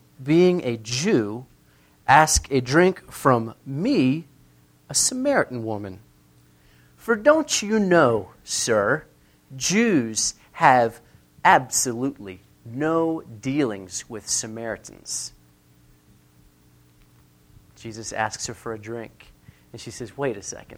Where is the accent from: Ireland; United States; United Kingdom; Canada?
United States; near the Mason-Dixon line, Mason-Dixon line area; I grew up near the Mason-Dixon line